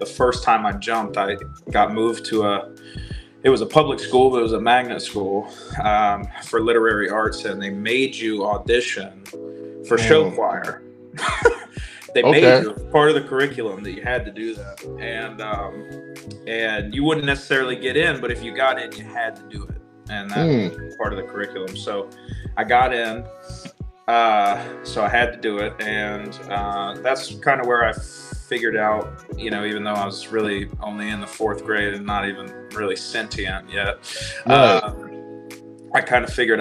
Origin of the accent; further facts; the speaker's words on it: Virginia, United States; I grew up in Virginia. I live in Virginia now, but I grew up in Virginia